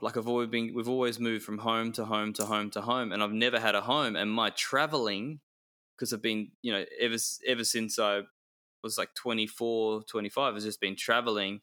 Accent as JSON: {"language": "English", "town": "Perth", "region": "Western Australia", "country": "Australia", "tie": "born or raised there", "said": "I was born in Perth"}